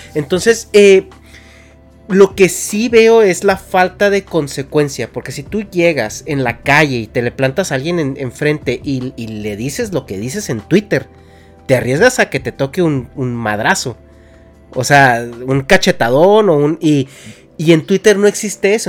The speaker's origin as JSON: {"language": "Spanish", "country": "Mexico", "tie": "born or raised there", "moved": "as an adult", "lives_now": "California, United States", "said": "yo como mexicano, eh, una vez le, comenté a Dharma que yo me salí de México"}